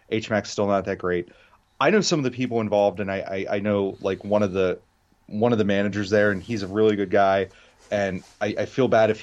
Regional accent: York, Pennsylvania, United States; I grew up in York

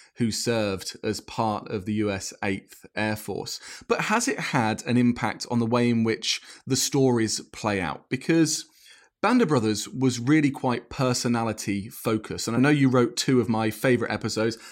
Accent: Cambridgeshire, East of England, United Kingdom; I'm from Cambridgeshire, and you had so many U S bases there during the Second World War. And I remember that as a kid

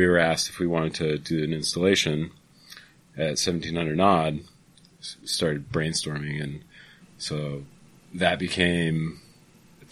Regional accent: Belle Plaine, Iowa, United States; Waters Farm is in my hometown, Belle Plaine, Iowa.

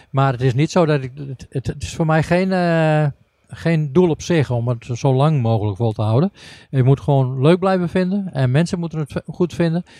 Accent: northern Netherlands, Netherlands; ik kom uit het noorden

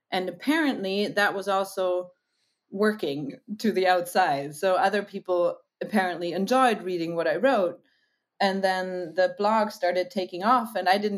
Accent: Germany; I'm from Germany. I'm half American, as you might hear sometimes.

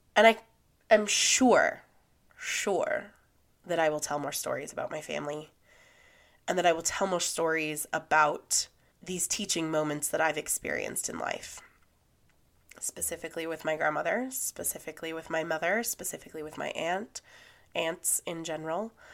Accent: California, United States; When I was growing up, I grew up in Lake Tahoe.

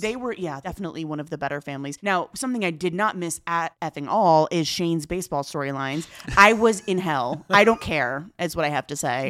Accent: Inland Empire, California, United States; I grew up in the Inland Empire, just a hop, skip, and a freeway away from Orange County

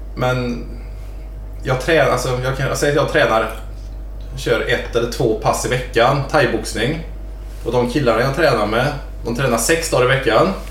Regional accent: near Lilla Edet, outside Gothenburg, Västra Götaland, Sweden; jag är uppvuxen lite utanför Lilla Edet. Utanför Göteborg.

